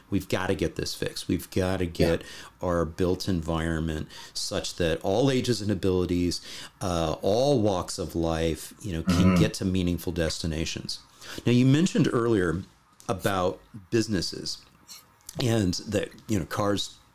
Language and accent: English; Canada; now in Netherlands; as a Canadian living in the Netherlands